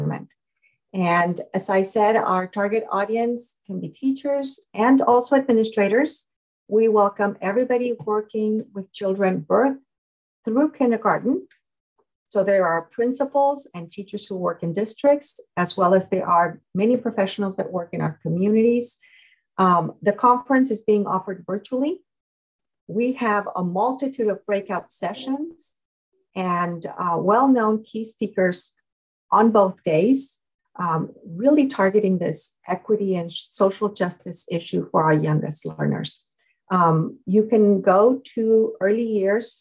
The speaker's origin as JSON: {"language": "English", "country": "Mexico", "tie": "born or raised there", "moved": "yes", "said": "born and raised in Mexico."}